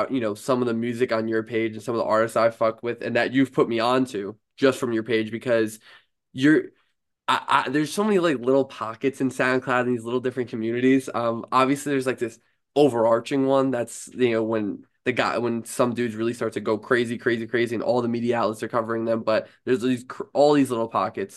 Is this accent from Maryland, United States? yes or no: no; New York, United States; I'm a New Yorker myself